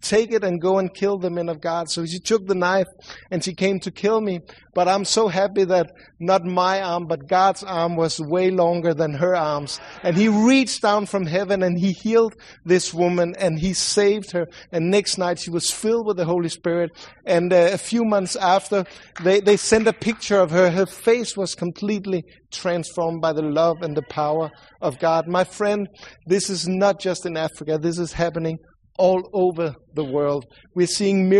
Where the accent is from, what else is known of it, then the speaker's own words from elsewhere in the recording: Sweden; accent: Swedish; English is a second language; sorry for my accent. I know I sound like the Swedish cook from the Muppet Show